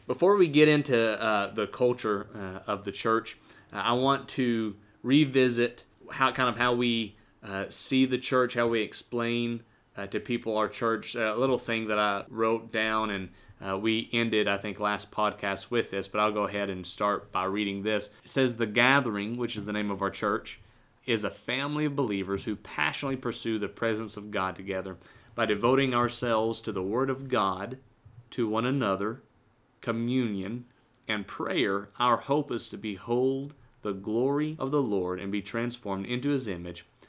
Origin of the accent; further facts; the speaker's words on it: United States; I'm red-blooded American